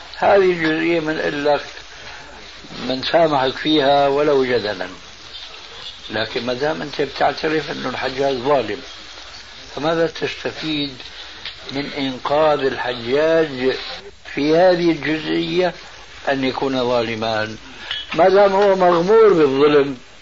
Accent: Syria; عندنا في سوريا

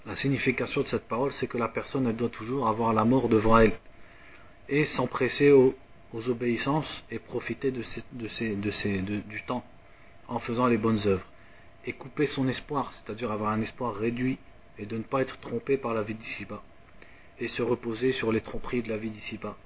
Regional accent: France; moved away; je suis de France

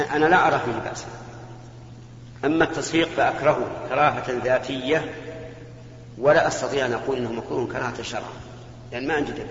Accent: Jeddah, Makkah Province, Saudi Arabia; أتيت لهم محدد يعني فترة زمنية فترة الدراسة أربع سنين تقريبا وأرجع جدة

